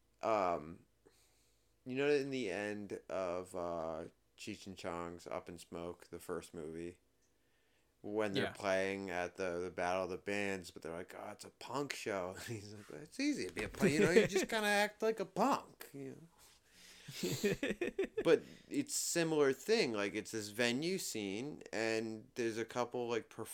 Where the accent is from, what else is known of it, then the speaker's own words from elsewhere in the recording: United States; as an American in 2023